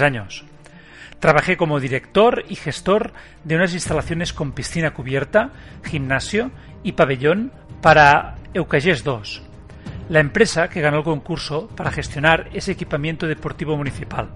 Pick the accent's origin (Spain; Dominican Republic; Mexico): Spain; Barcelona, Catalonia; Nací en Barcelona, un 8 de noviembre del 73